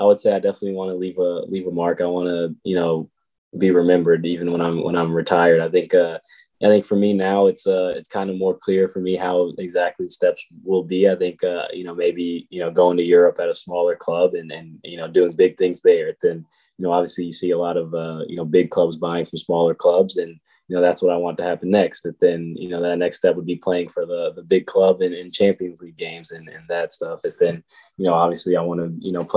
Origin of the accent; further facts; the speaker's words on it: North Carolina, United States; now in Kansas City, United States; my family's from North Carolina. They're still in North Carolina